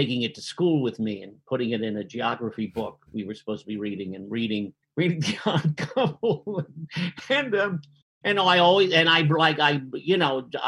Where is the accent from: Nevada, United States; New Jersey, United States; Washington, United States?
New Jersey, United States; Jersey City; as an Irish Catholic kid in Jersey City